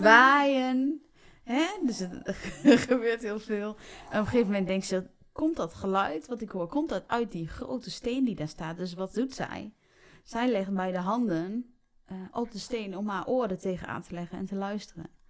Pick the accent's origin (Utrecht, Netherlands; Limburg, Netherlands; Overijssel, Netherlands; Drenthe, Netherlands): Overijssel, Netherlands; Raalte; ik kom zelf uit Raalte